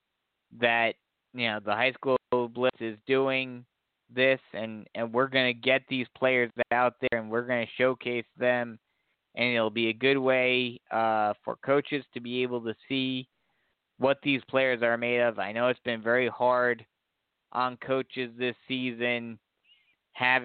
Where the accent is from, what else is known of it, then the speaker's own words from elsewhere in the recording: Bergen County, New Jersey, United States; also born or lived in Grand Strand, South Carolina; now in Myrtle Beach area, United States; up where I'm from, up in Bergen County, up in the northeast of Jersey